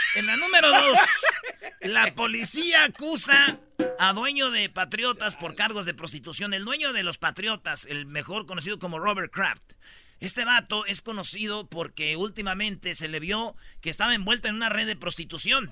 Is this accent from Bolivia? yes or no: no; Michoacán, Mexico; yo soy de Michoacán